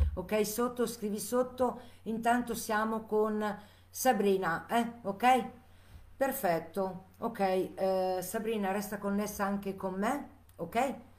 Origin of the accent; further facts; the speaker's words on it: Chiasso, Ticino, Switzerland; io sono di Chiasso, Lugano, Canton Ticino